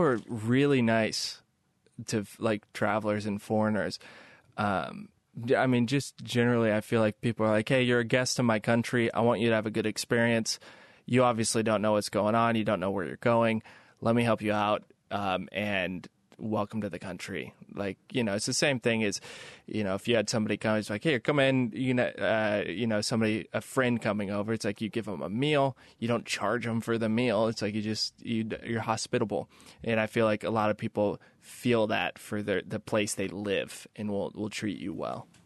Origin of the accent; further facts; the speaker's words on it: Kansas City, United States; moved away; I'm from the Midwest. I grew up in Kansas City.